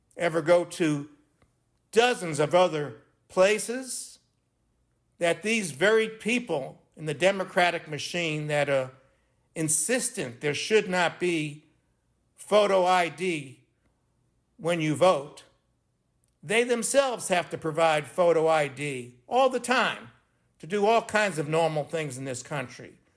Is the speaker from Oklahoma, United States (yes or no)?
no; New York City, New York, United States; moved away; I'm from Brooklyn, New York originally